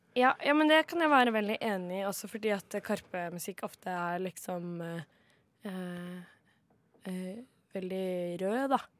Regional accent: Kragerø, Vestfold og Telemark, Norway; moved away as an adult; now in Oslo, Norway; hjembyen min, Kragerø, som jeg er folkeregistrert

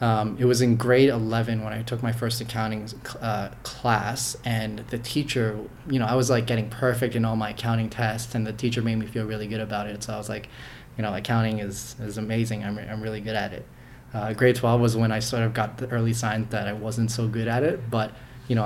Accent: Markham, Ontario, Canada; I grew up in Markham, and I was there since I was about 6 years old, 7 years old. So mostly from around here

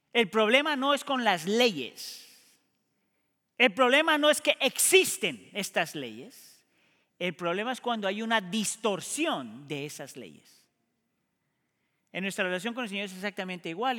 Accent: Colombia; a mí como colombiano me pasa muchas veces. Yo soy colombiano

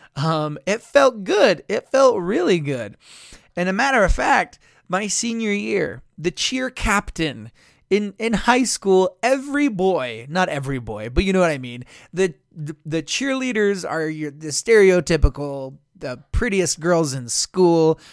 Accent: Blanding, Utah, United States; in my hometown, we would, in Blanding

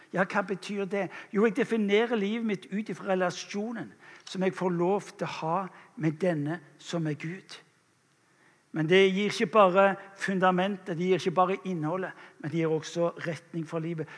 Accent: England, United Kingdom; now in Norway; jeg kommer fra England opprinnelig

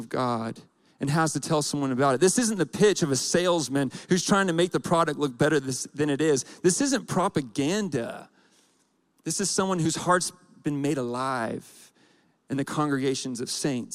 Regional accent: Atlanta, Georgia, United States; now in Colorado Springs, United States; I grew up in Atlanta

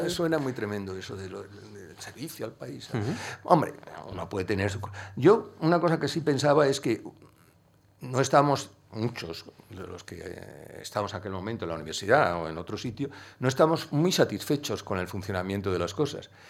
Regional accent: Andalusia, Spain; yo el carácter no le he perdido, yo sigo siendo muy andaluz de carácter.

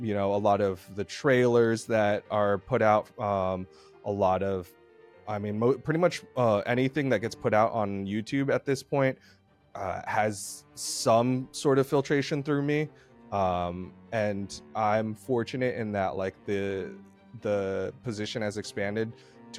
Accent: Texas, United States; moved away as an adult; now in Georgia, United States; we're from Texas

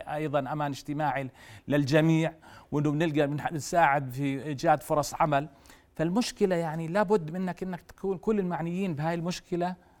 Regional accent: Jordan; فينا كأردنيين

